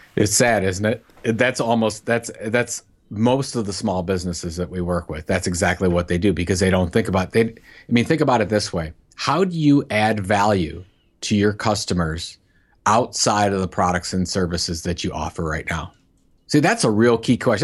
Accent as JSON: {"language": "English", "town": "Cleveland", "region": "Ohio", "country": "United States", "tie": "born or raised there", "said": "my hometown of, of Cleveland"}